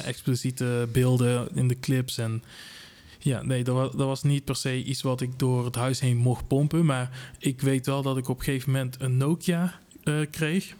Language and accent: Dutch; Tilburg, North Brabant, Netherlands; ik kom ook uit Tilburg, zodat jullie kunnen uh, eh, kunnen horen.